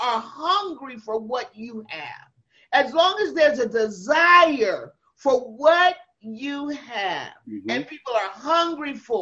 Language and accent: English; Los Angeles, California, United States; I'm from Los Angeles